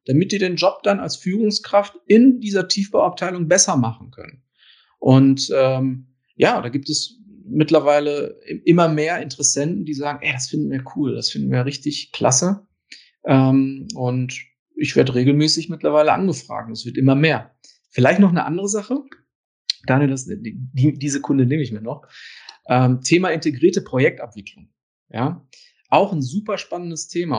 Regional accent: Ruhr area, North Rhine-Westphalia, Germany; das hört man vielleicht auch so ein bisschen an meinem Akzent. Ich komme direkt äh, aus dem Ruhrgebiet und ich war immer im Ruhrgebiet und bin auch hier geblieben

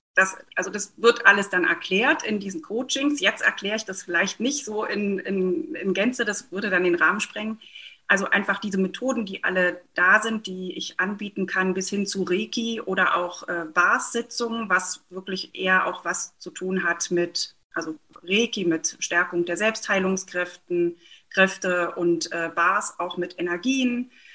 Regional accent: Mecklenburg-Vorpommern, Germany; ich komme aus Mecklenburg-Vorpommern gebürtig

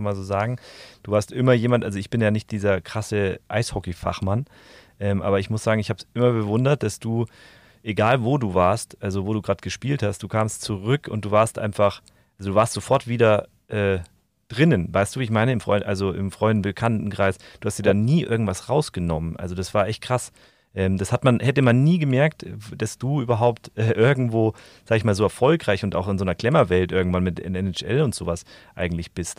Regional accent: Bavaria, Germany; im Süden, wo wir auch herkommen

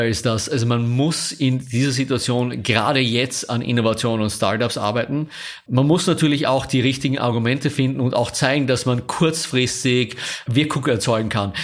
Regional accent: Austria; moved away as an adult; also born or lived in Vienna / Paris / Rome; now in Munich, Germany; als Österreicher wir so als mit einem Bonus daherkommen

